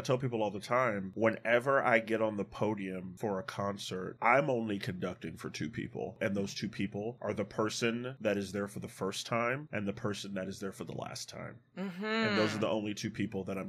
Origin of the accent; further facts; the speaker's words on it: Chicago, Illinois, United States; moved away; I am 14 years old, and I'm originally from Chicago